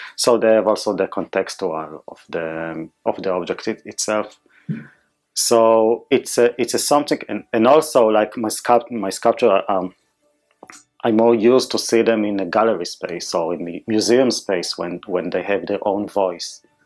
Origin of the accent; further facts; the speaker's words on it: Israel; English is a second language; moved away; I born and raised in Israel